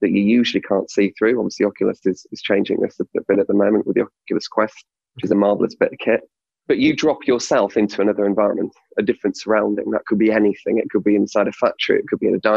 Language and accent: English; Hull, Yorkshire and the Humber, United Kingdom; I'm from Hull